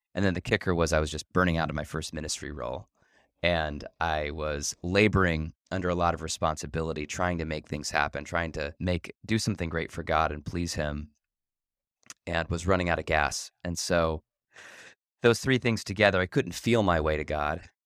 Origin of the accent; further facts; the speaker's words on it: Ohio, United States; now in Chicago, United States; I grew up in Ohio